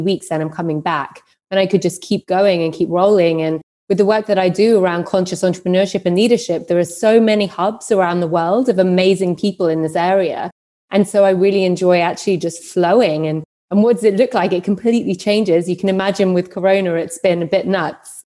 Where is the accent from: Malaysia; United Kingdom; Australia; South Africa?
United Kingdom; London; moved away as an adult; also born or lived in New York / Berlin; I'm from London and I lived there, worked across London and New York for many years